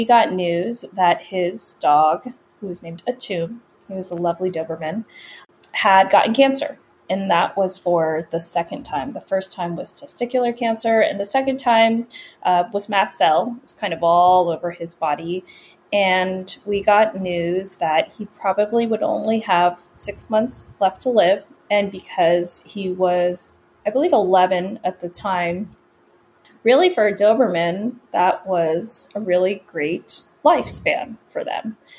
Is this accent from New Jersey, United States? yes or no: no; Virginia, United States; also born or lived in Los Angeles, California / New York / Pennsylvania / Washington, D.C.; I was born in Los Angeles and we moved from California to New York, back to California, to Pennsylvania, to Washington, D.C. And then I spent most of my adolescence and early adult years in the Northern Virginia area